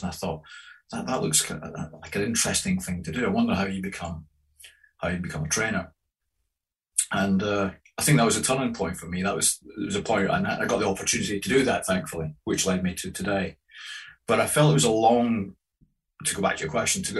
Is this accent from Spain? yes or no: no; Grangemouth, Scotland, United Kingdom; when I was growing up in Grangemouth in industrial Scotland